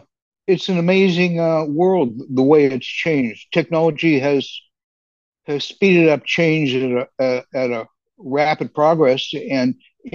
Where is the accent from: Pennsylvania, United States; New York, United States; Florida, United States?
Pennsylvania, United States; McKeesport; A small city outside of Pittsburgh, a suburb of sort of Pittsburgh called McKeesport.